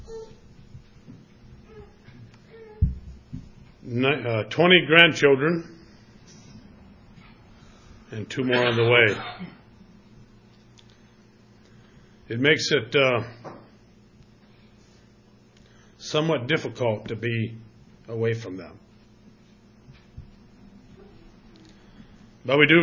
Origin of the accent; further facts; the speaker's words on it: New Haven, Indiana, United States; I'm from New Haven, Indiana, which is a suburb of Fort Wayne, Indiana.